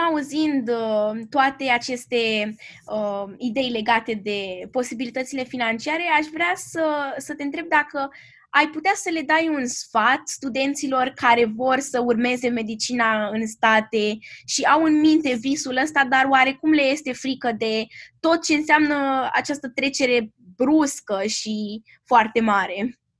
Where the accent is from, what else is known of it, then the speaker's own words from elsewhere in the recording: Romania; lumea în care am trăit noi ca și români